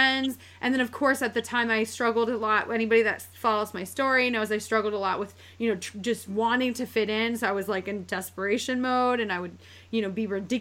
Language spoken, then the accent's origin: English; upstate New York, United States; moved away as an adult; I literally grew up in upstate New York.